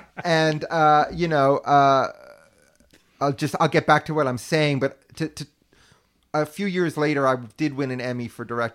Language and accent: English; New York, United States; I was an only child. Yeah. I grew up in New York.